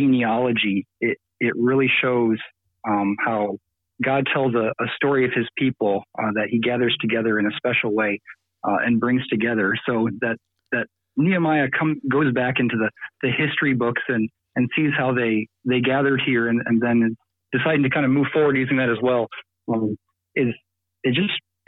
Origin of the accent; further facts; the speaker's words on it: United States; I'm American.